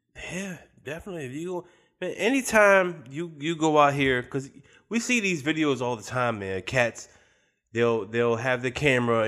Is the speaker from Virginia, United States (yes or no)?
yes; Richmond, Virginia, United States; I'm from Richmond.